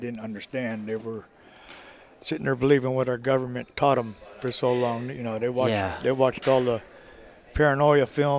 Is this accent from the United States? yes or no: yes; Chicago, Illinois, United States; moved away as an adult; also born or lived in Missouri; now in Sedalia, United States; I grew up in Chicago, Illinois.